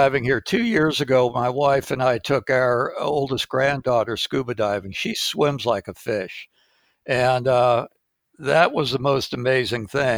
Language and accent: English; Malaysia; moved away; As a kid growing up, I grew up in Malaysia